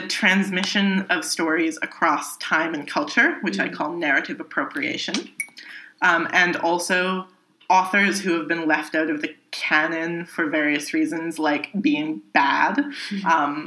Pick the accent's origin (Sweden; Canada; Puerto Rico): Canada; moved away as an adult; also born or lived in Prince Edward Island; now in Berlin, Germany; I'm from Canada